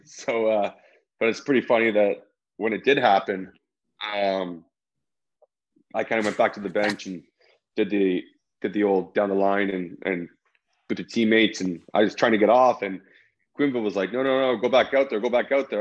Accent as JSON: {"language": "English", "town": "Toronto", "region": "Ontario", "country": "Canada", "tie": "born or raised there", "also_born_or_lived": "Chicago", "moved": "as an adult", "said": "even growing up in Toronto"}